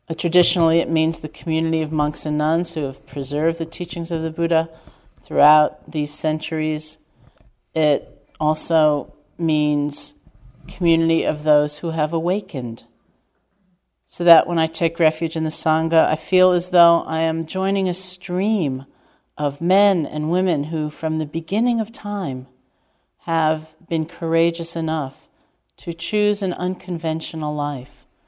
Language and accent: English; New York City, New York, United States; growing up in New York City